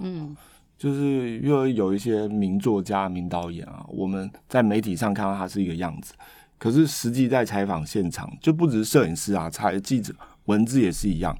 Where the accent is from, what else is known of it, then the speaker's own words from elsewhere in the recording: Taiwan; moved away as an adult; also born or lived in Boston, United States; 我是一个来自热带岛屿的人